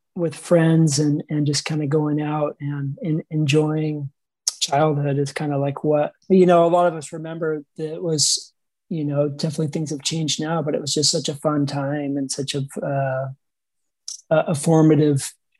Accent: Dana Point, California, United States; I grew up in Southern California, Sleepy Beach Town, Dana Point area

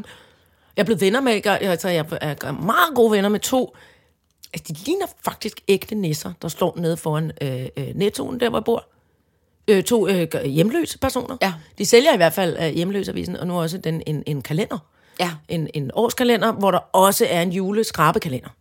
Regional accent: Søborg, Capital Region of Denmark, Denmark; oppe der i Søborg, hvor jeg kommer fra

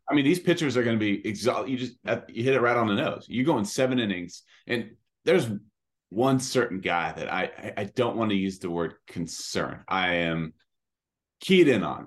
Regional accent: California, United States; I'm a California kid

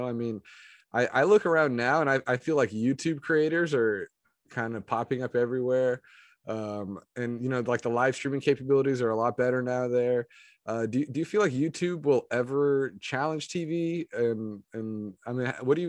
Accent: Moraga, California, United States; I grew up in Moraga.

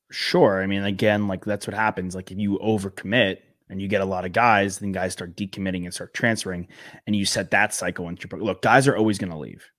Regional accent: Long Island, New York, United States; moved away; growing up on Long Island

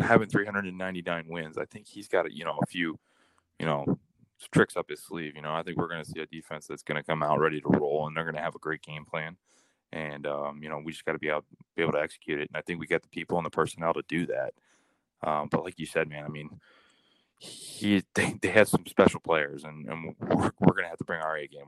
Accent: Columbus, Ohio, United States; I come from Columbus, Ohio

